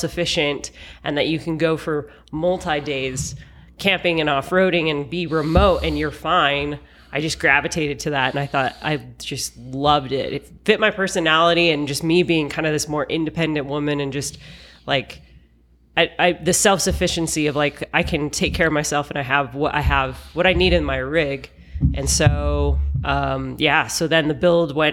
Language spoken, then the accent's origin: English; Salt Lake City, Utah, United States; moved away as an adult; I am from Salt Lake City, Utah, but have been living on the road now for just over a year.